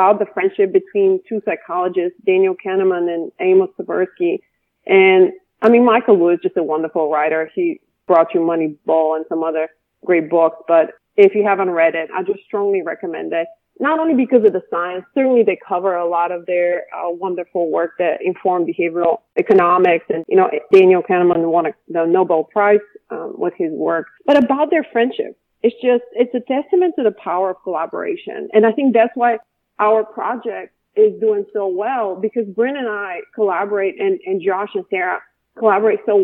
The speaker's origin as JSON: {"language": "English", "country": "Bulgaria", "tie": "born or raised there", "moved": "as an adult", "lives_now": "United States", "said": "I'm from Bulgaria, born and raised, and I came to the United States when I was a freshman in college."}